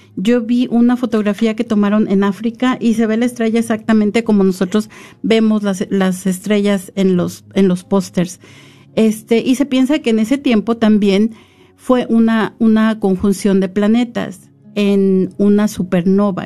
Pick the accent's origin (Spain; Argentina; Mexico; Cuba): Mexico; San Luis Potosí; also born or lived in Ahualulco, San Luis Potosí / the capital; yo vivía en un pueblito que se llama Hualulco, en el estado de San Luis Potosí, mis primeros ocho años. Y yo recuerdo que cuando nosotros nos fuimos a vivir a la capital